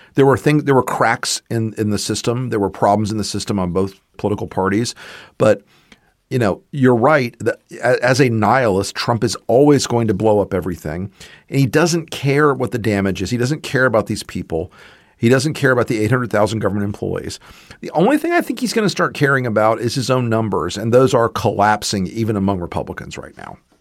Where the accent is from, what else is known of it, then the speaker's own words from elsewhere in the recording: the American South, United States; I'm a Southerner.